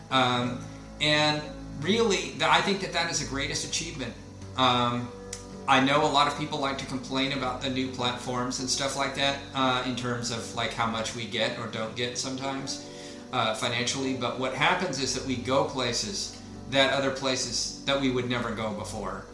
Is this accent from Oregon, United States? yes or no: yes; Portland, Oregon, United States; I'm from the Portland area in Oregon